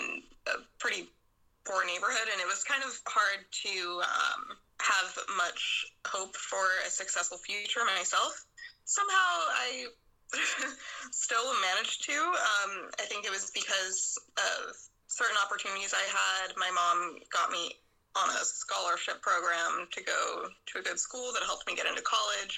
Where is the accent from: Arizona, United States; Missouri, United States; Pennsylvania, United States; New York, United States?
Pennsylvania, United States; Pittsburgh; moved away as an adult; now in San Francisco, United States; I live in San Francisco. I've been here for about 10 years, but I'm originally from Pittsburgh, Pennsylvania on the East Coast.